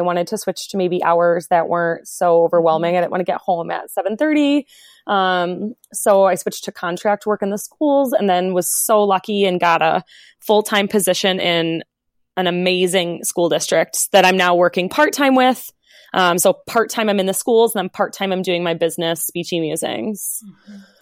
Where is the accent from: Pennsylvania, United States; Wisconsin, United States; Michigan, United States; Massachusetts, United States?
Wisconsin, United States; moved away as an adult; also born or lived in Virginia; for grad school, I moved from Wisconsin to a small school um, in Virginia.